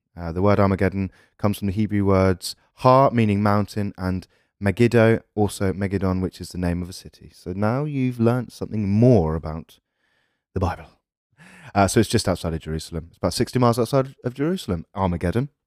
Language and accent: English; England, United Kingdom; We're English